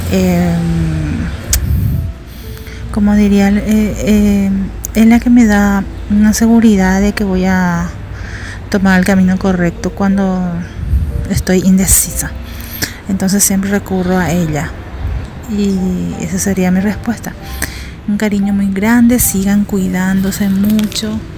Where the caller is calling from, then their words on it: Paraguay; de Paraguay.